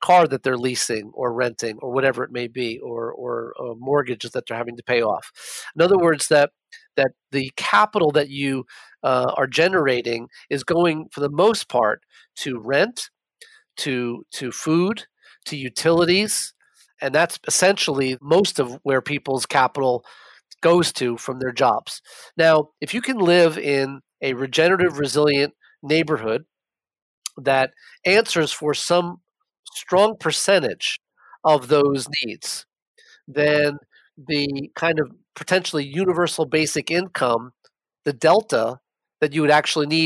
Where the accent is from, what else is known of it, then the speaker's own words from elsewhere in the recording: New York City, New York, United States; I grew up in New York and I spent most of my childhood and the better part of my college years, my undergrad at NYU, living in Manhattan.